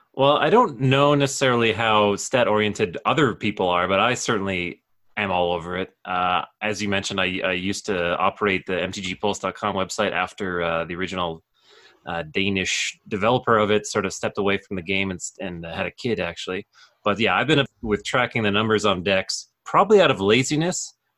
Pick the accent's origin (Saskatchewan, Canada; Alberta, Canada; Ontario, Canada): Alberta, Canada; Calgary; born and raised in Calgary, Alberta